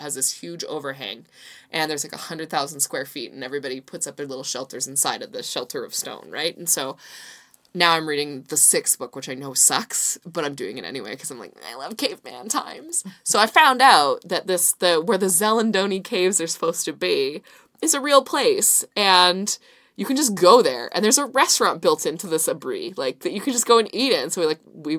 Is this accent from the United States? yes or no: no; Canada; as a Canadian without a travel visa for work